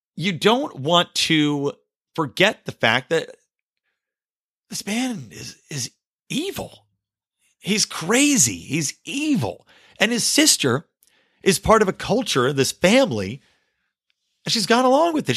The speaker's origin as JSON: {"language": "English", "country": "United States", "said": "I enjoy being an American"}